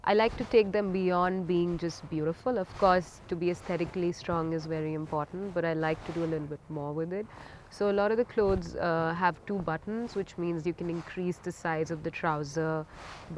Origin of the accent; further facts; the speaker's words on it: India; I am from India and I have a label called BODICE STUDIO